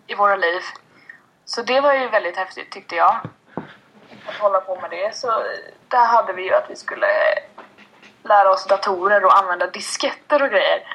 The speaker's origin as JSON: {"language": "Swedish", "country": "Sweden", "tie": "born or raised there", "said": "Jag är född och uppväxt i, uppväxt i Kama"}